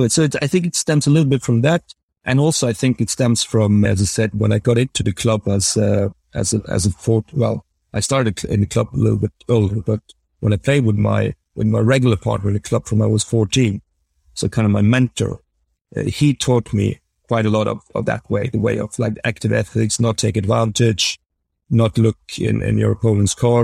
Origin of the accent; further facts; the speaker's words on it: Norway; growing up in Norway, I really thought that bridge was a fair game.